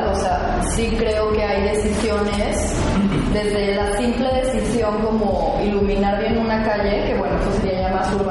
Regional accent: Bajío, Mexico; also born or lived in León, Guanajuato; Ambos somos del Bajío

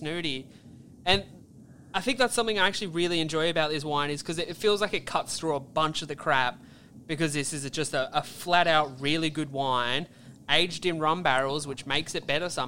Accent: Australia; we're Australian

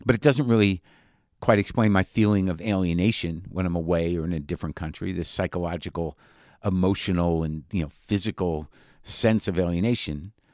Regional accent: New Mexico, United States; I grew up in New Mexico

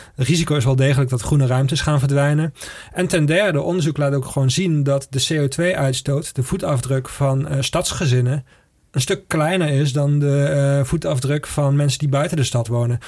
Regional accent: Maastricht, Limburg, Netherlands; ik kom uit Maastricht

